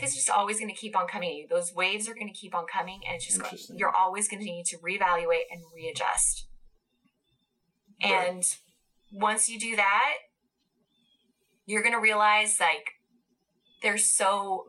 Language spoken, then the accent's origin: English; California, United States; I'm Californian